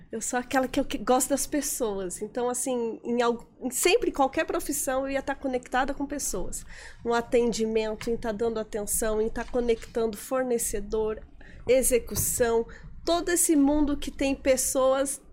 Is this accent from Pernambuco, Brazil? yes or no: no; Fartura, São Paulo, Brazil; moved away as an adult; now in Florianópolis, Brazil; Eu sou do interior de São Paulo. Nasci numa cidade pequenininha que eu amo muito, chama Fartura